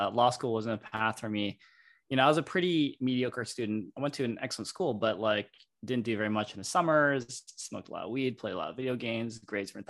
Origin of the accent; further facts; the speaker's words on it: Michigan, United States; moved away as an adult; also born or lived in Stanford, California; Growing up in Michigan